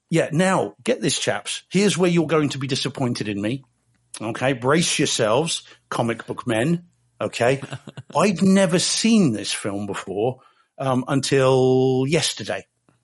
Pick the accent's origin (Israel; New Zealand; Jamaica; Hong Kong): New Zealand; now in United Kingdom; Someone said, I've got a fake Australian accent. I said, well, that's pretty good. I'm a New Zealander.